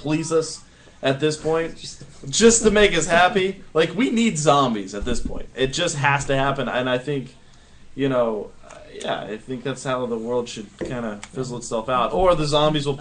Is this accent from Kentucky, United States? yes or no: yes; Kentucky, United States; moved away; I grew up in Kentucky. Like, that, most of my life is based in Kentucky